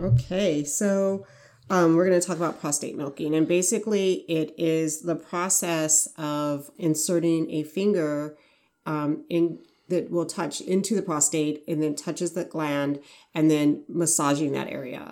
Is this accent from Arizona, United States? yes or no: yes; Arizona, United States; I'm from Arizona